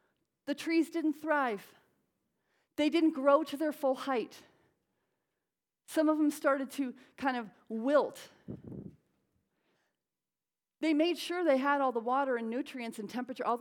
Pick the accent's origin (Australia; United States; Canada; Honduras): United States; Connecticut; now in Southern California, United States; I'm from Connecticut. He does stop in my home in Connecticut and see my parents now and then